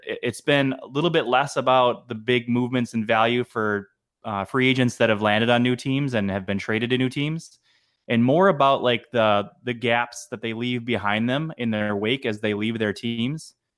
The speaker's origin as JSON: {"language": "English", "town": "Madison", "region": "Wisconsin", "country": "United States", "tie": "born or raised there", "also_born_or_lived": "Iowa", "moved": "yes", "lives_now": "Minnesota, United States", "said": "I grew up in Madison, Wisconsin"}